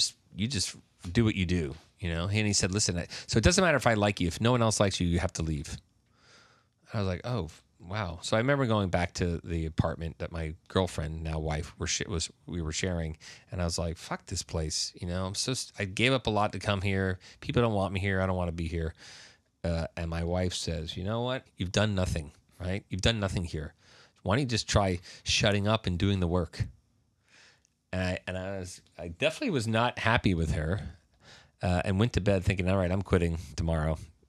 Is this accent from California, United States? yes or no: no; New York, United States; I was the guy from New York, right?